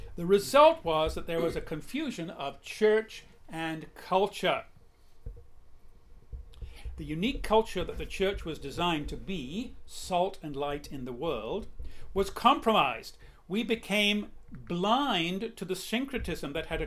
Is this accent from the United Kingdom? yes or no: yes; England, United Kingdom; moved away; I'm an English person